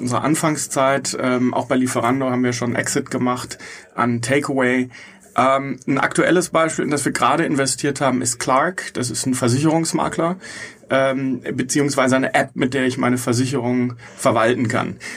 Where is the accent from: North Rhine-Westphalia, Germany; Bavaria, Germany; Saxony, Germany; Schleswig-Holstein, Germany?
North Rhine-Westphalia, Germany; Bochum; now in Munich, Germany; Ich komme aus Bochum